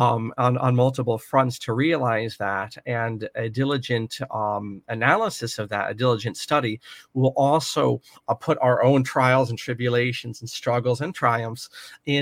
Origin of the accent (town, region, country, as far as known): United States